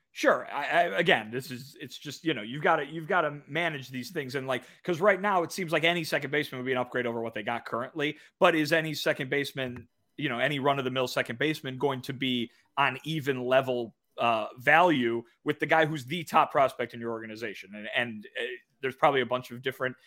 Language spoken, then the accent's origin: English; Kane County, Illinois, United States; my hometown is the home of the Kane County Cougars